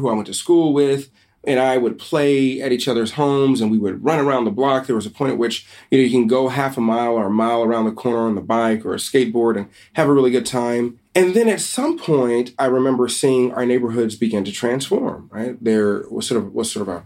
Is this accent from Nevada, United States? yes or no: no; Los Angeles, California, United States; I grew up here in Los Angeles, and having grown up here in L.A.